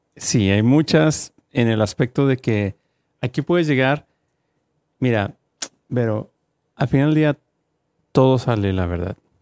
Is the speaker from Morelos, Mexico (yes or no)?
no; Guanajuato, Mexico; now in United States; Guanajuato, donde yo soy, la ciudad de Guanajuato